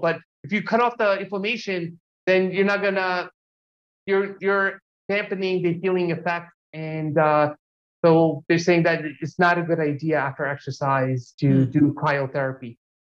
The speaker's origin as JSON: {"language": "English", "region": "New York", "country": "United States", "tie": "born or raised there", "also_born_or_lived": "New Jersey", "lives_now": "Los Angeles, United States", "said": "when I grew up in New York and New Jersey, you know, we have long winters, and I really didn't like it."}